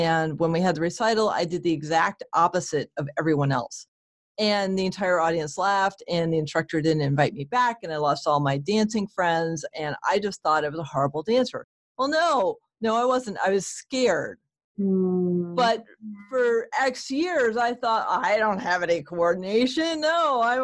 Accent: New England, United States; I'm from New England.

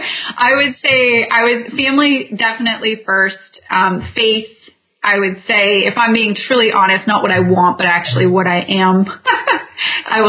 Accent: Vancouver, British Columbia, Canada; moved away as an adult; now in United States; I'm from Vancouver, Canada

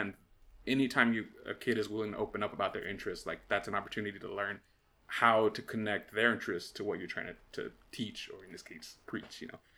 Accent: United States; as an American

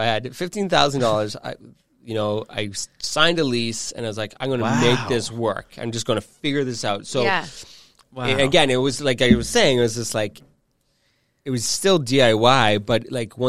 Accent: Burlington, Ontario, Canada; moved away as an adult; now in Toronto, Canada; I'm originally from Burlington, but I've lived in Toronto. I'm almost 40. Mm-hmm. I lived in Toronto since I was 18

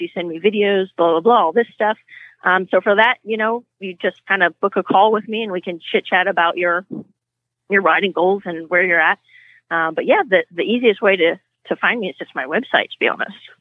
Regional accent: California, United States; moved away as an adult; also born or lived in Europe; I grew up in California riding horses

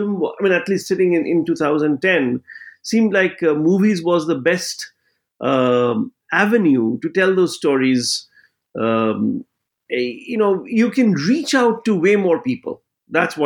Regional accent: West Bengal, India; growing up in Bengal

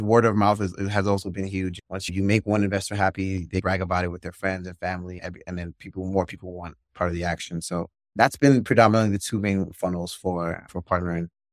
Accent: Nigeria; moved away; also born or lived in Maryland, United States; I was born in Maryland, my whole family, really, and then we moved, we all moved to Nigeria when I was about seven years old

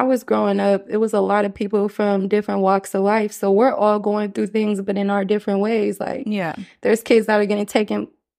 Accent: United States; it was really hard growing up in the States with a mother that's not from this country.

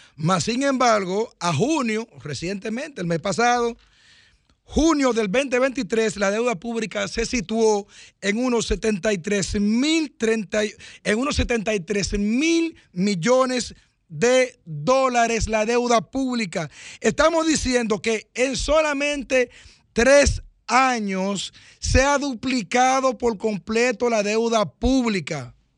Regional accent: Cambita, San Cristóbal, Dominican Republic; en mi pueblo Cambita. Yo estoy esperando una llamada de Cambita también, que digan que todo está bien que yo conozco a todo el mundo

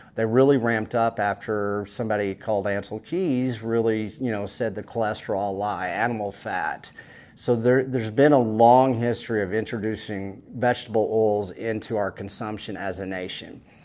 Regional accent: West Texas, United States; I come from West Texas, a West Texas cowboy that knows how to take care of cattle

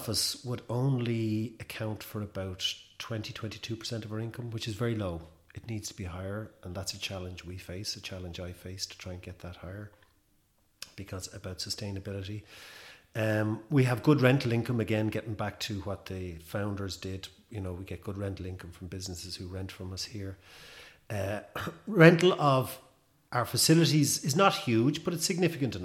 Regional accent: Dublin, Leinster, Ireland; moved away as an adult; also born or lived in Galway / Belmullet; now in West of Ireland, Ireland; I'm from Dublin originally, but I'm living west for 30 years now

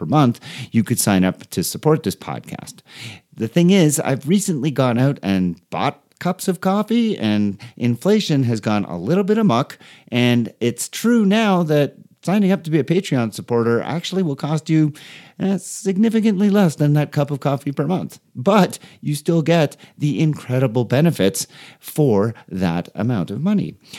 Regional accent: Canada; As a Canadian

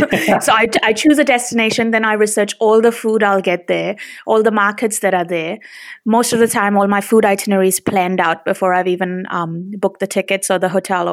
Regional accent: India; now in New Zealand; So when we moved to New Zealand, which was I think back in 2002, obviously, being Indian, I had eaten a lot of coriander.

